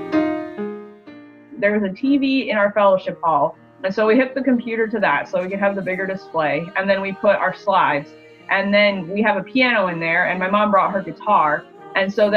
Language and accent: English; Otsego, Michigan, United States; I'm from Otsego, Michigan.